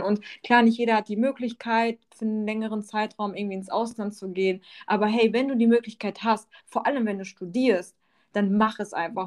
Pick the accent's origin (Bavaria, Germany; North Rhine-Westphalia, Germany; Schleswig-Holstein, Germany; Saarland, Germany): North Rhine-Westphalia, Germany; Bochum; now in Allgäu, Germany; ich bin ursprünglich aus dem Ruhrpott, aus Bochum wohne jetzt im schönen Allgäu